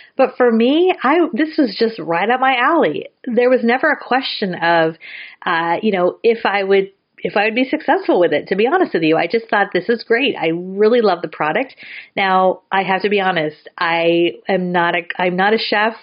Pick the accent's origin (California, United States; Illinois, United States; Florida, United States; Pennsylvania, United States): California, United States; San Francisco Bay Area; I'm from the San Francisco Bay Area